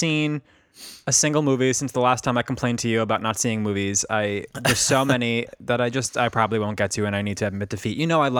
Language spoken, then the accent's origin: English; Northeast, United States; I just assumed I hated country because I'm from the Northeast and we're liberal and elitist.